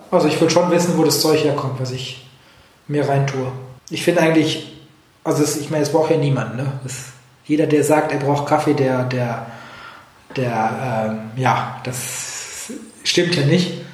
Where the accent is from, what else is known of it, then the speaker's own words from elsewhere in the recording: Oberhausen, North Rhine-Westphalia, Germany; moved away as an adult; now in Basel, Switzerland; ich komme ja ursprünglich aus dem Ruhrgebiet, aus mhm. dem wunderschönen Oberhausen